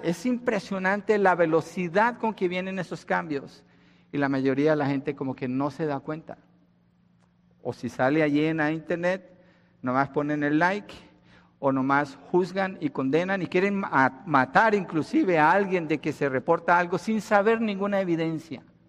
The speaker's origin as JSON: {"language": "Spanish", "country": "Colombia", "tie": "born or raised there", "moved": "yes", "said": "Colombia, donde yo nací"}